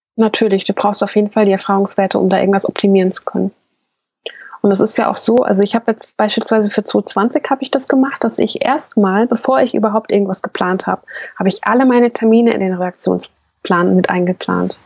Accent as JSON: {"language": "German", "region": "Hesse", "country": "Germany", "said": "Ich bin ja aus Hessen"}